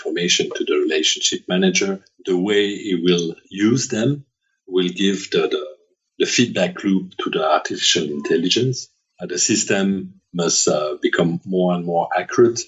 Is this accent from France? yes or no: yes; France; accent: French; English is a second language